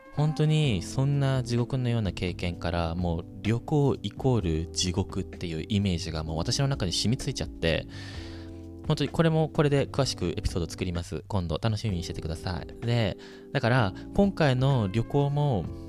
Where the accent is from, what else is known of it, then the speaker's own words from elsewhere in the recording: Japan; moved away as an adult; now in United States; 私、ここで生まれ育ったわけじゃないの。みたいな。私、日本から来てて